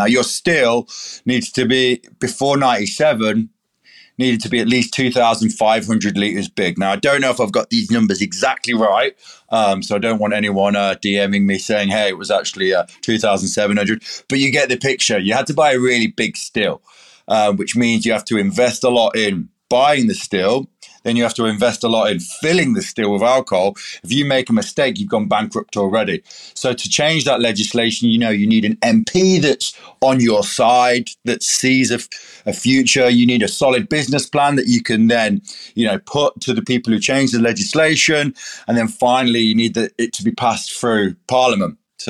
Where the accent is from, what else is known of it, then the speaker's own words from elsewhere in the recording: England, United Kingdom; now in Australia; I'm an English person. I love my cups of tea, but this is like an Aussie native tea that I can pick from just down the road.